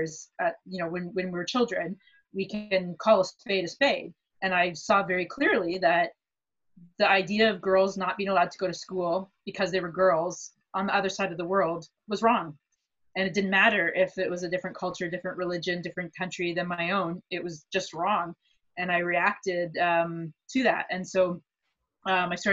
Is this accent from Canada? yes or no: yes; Canada; being a Canadian person who sort of goes between East and West regularly